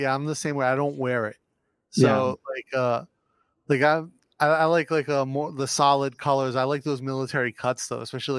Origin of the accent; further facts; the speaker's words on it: Northeast, United States; moved away; I grew up in the Northeast, right? So. Not a very military-centric part of the country.